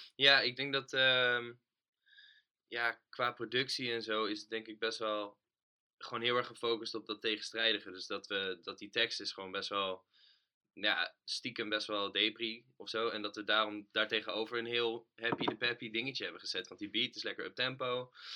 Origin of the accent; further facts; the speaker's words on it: Utrecht, Netherlands; also born or lived in Houten; als Utrechter